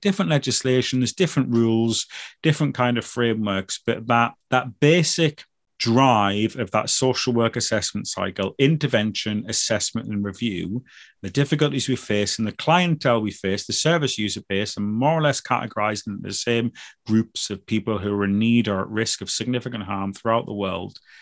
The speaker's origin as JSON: {"language": "English", "country": "United Kingdom"}